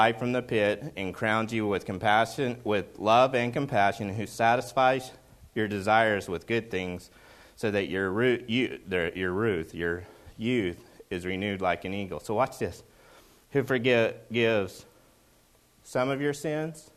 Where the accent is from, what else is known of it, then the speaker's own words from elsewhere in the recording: Oklahoma, United States; I'm from Oklahoma